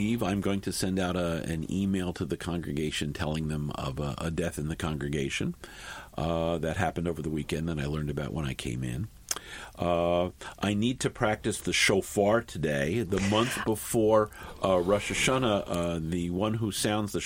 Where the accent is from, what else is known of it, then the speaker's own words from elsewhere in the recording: Newburgh, New York, United States; also born or lived in Boston / Jerusalem; I'm originally from Newburgh. My official biography on the congregational website says that I'm a native of the West Bank of the Hudson.